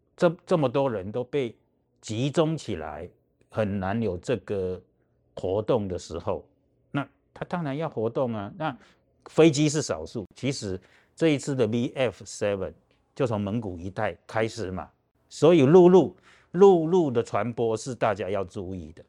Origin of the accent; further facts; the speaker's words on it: Taiwan; 我们台湾人有别人没有的人际网络可以了解，所以你我们台湾人有很多的大陆的配偶